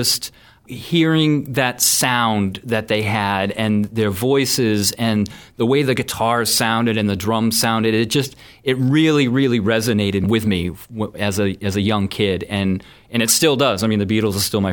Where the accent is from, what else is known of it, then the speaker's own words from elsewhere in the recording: Bridgewater, Massachusetts, United States; I grew up in Bridgewater